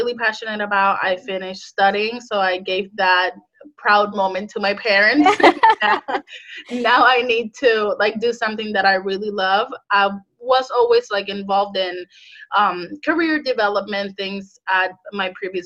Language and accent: English; Puerto Rico; moved away as an adult; now in United States; I'm originally from Puerto Rico, I moved to United States 3 years ago